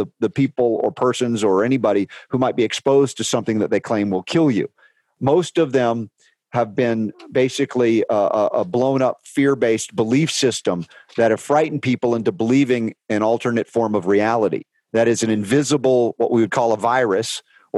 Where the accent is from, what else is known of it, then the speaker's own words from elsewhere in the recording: United States; I was raised pharmaceutically in America